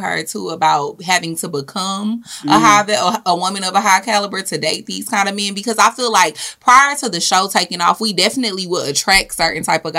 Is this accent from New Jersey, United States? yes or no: no; Houston, Texas, United States; We're from Houston, so we know.